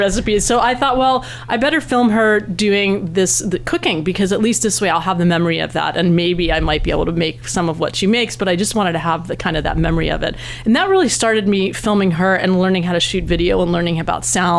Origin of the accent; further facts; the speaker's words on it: East Coast, United States; now in West Coast, United States; I grew up on the East Coast, and I had never heard about that until I moved out to this coast.